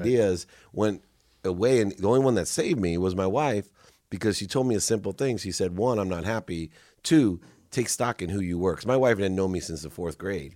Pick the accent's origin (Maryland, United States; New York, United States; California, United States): California, United States; San Diego; also born or lived in Akron, Ohio; growing up in San Diego